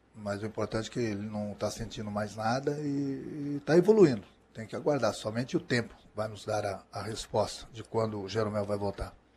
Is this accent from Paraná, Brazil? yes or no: no; Rio Grande do Sul, Brazil; como gaúcho